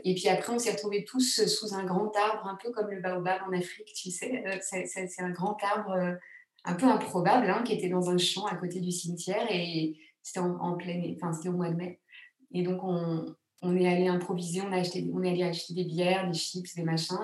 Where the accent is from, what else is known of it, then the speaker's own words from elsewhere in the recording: Grenoble, Auvergne-Rhône-Alpes, France; Je suis née à Grenoble, moi.